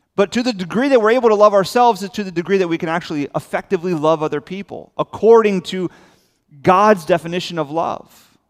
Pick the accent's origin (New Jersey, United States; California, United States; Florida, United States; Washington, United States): Florida, United States; South; I'm born and raised in South Florida.